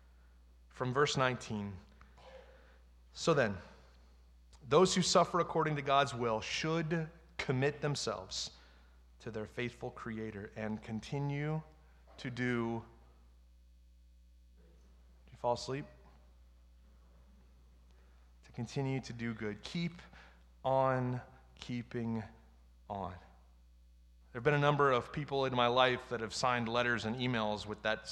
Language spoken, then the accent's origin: English; United States; who we are as American Christians